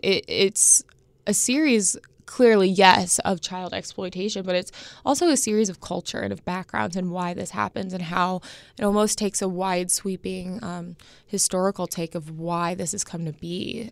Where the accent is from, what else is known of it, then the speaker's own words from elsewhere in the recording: Indianapolis, Indiana, United States; growing up in Indianapolis, seeing in your hometown paper